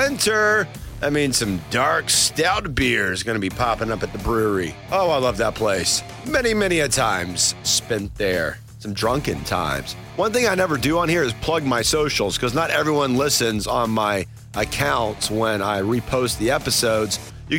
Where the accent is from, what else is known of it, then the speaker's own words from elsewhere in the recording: Blairsville, Georgia, United States; We're just a couple Georgia boys, man. He was born in Marietta. I was born up in North Georgia in Blairsville.